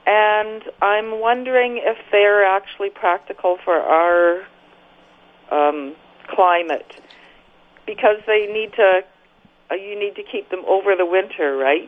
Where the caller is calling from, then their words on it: Maryfield, Saskatchewan, Canada; From Maryfield, Saskatchewan.